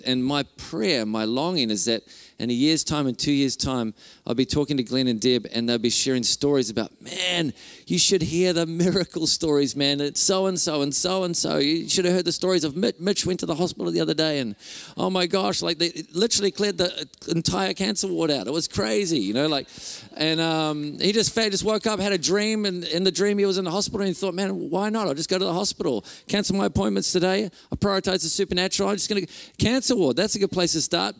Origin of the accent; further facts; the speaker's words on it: Whangarei, Northland, New Zealand; I'm from Whangarei. Uh, my wife Renee and I are from Whangarei